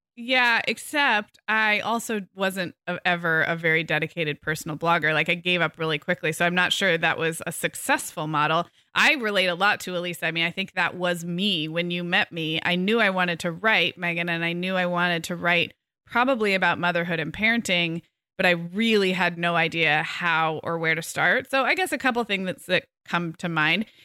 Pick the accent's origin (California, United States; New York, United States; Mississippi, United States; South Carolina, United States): California, United States; I'm such a Californian